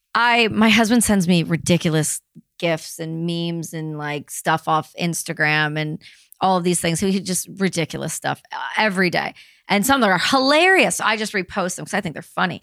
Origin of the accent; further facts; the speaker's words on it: Canada; we're Canadian